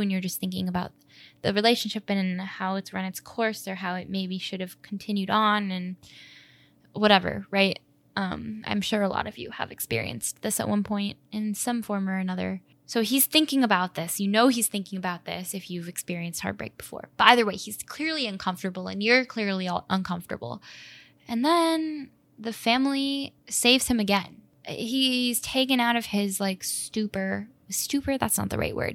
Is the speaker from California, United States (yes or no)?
no; Chicago, Illinois, United States; I grew up in Edgewater in Chicago